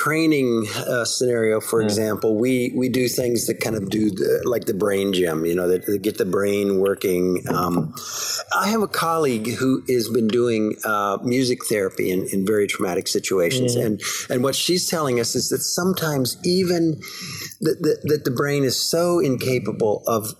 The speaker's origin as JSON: {"language": "English", "country": "Canada", "tie": "born there", "said": "I'm a U.S. citizen. I was born in Canada"}